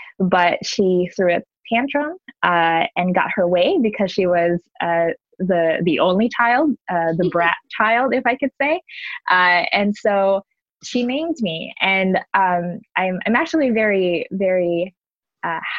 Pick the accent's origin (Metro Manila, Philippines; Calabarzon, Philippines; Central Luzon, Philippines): Metro Manila, Philippines; Manila; now in Washington, D.C., United States; I grew up in the Philippines. Manila is my first home.